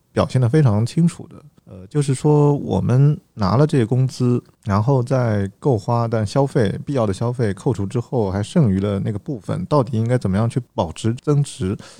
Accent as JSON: {"language": "Chinese", "region": "Zhejiang", "country": "China", "said": "我家是浙江的"}